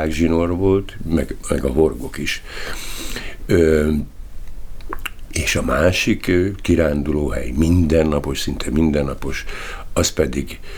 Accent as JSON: {"language": "Hungarian", "town": "Tatabánya", "region": "Komárom-Esztergom", "country": "Hungary", "tie": "born there", "said": "Tatabányán ö, születtem, és ugye a helyzet az adott volt, mert bizony nagyon szegény korszakban, 1949-ben születtem, és 53-ig Tatabánya városban laktunk, aztán többször is visszaköltöztünk, tehát nagyon sok helyen laktunk."}